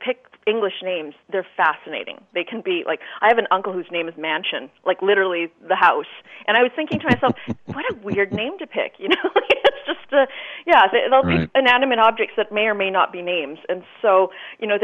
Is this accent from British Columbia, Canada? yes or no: no; Brandon, Manitoba, Canada; now in Vancouver, Canada; I grew up in Brandon, Manitoba